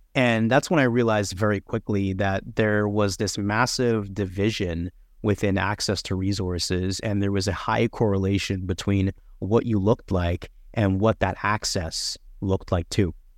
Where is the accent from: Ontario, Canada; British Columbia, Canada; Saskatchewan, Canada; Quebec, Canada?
Ontario, Canada; Toronto; Toronto, bor-, born, raised, bred, everything. I, I grew up in North York around Jane and Wilson